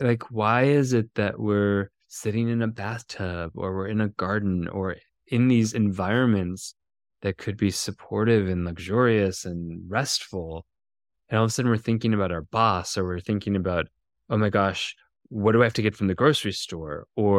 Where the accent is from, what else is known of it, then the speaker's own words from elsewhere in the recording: Minnesota, United States; In Minnesota.